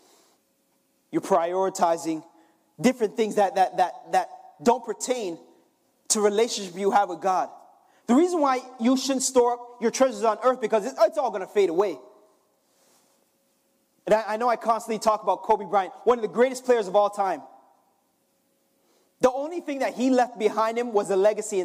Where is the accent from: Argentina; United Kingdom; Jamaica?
Jamaica; I'm Jamaican